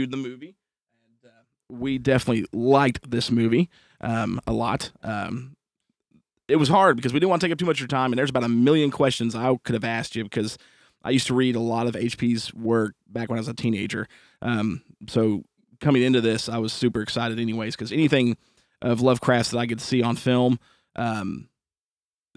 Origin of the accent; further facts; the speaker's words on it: Indiana, United States; also born or lived in Muncie, Indiana; now in East Tennessee, United States; We're some Indiana boys